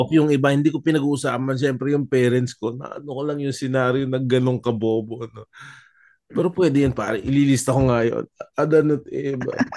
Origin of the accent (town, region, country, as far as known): Philippines; born or raised there; Tagalog is a second language; also born or lived in Germany